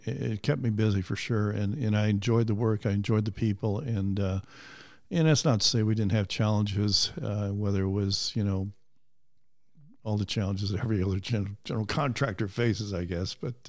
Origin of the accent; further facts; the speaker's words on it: Cleveland, Ohio, United States; I was born and raised in Cleveland, Ohio.